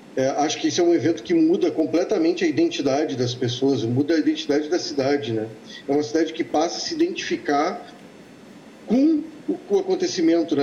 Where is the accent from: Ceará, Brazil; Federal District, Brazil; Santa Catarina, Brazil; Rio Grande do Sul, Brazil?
Rio Grande do Sul, Brazil; Santa Maria; moved away as an adult; eu sou um filho de Santa Maria. Eh, não, não nasci em Santa Maria, mas eu morei lá dos meus 11 anos até os meus 19.